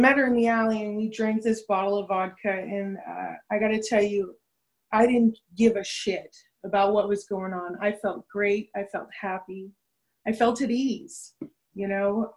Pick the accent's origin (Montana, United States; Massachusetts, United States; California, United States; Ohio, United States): California, United States; Los Angeles; I grew up in Venice Beach, California.